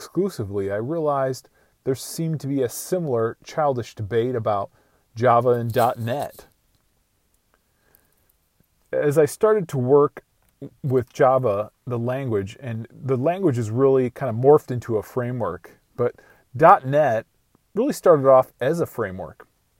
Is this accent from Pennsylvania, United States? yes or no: no; Iowa, United States; I grew up on a farm in rural Iowa.